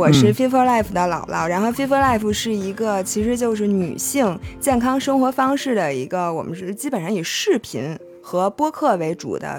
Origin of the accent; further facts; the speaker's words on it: Beijing, China; 我是西城区的。